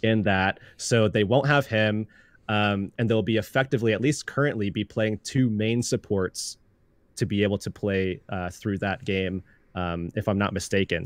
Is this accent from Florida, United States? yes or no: yes; Tampa, Florida, United States; Growing up in Florida, uh, specifically the Tampa Bay area